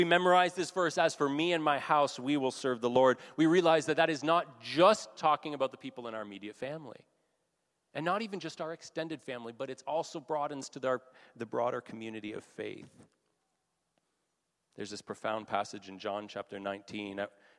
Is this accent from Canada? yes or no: yes; Canada; being Canadian